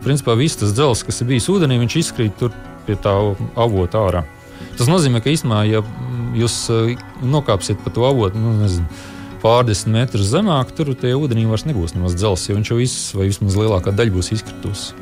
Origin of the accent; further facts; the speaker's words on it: Liepāja, Kurzeme, Latvia; es pats esmu no Liepājas